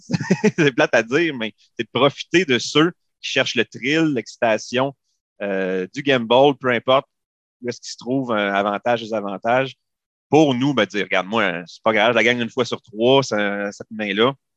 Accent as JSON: {"language": "French", "town": "Saint-Hyacinthe", "region": "Quebec", "country": "Canada", "said": "je suis, je viens de Saint-Hyacinthe"}